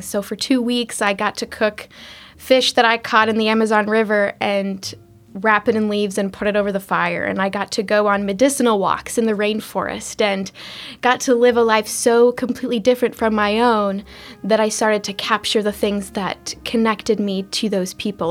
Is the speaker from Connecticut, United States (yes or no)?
no; Gothenburg, Nebraska, United States; moved away as an adult; also born or lived in Ecuador; now in Washington, D.C., United States; I'm from Gothenburg, Nebraska, but I went to school at Nebraska Wesleyan